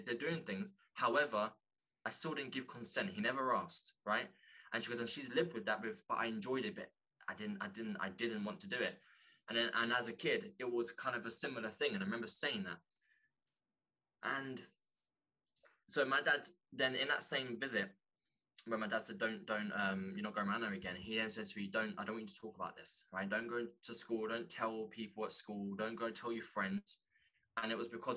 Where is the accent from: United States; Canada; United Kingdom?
United Kingdom; London; growing up in London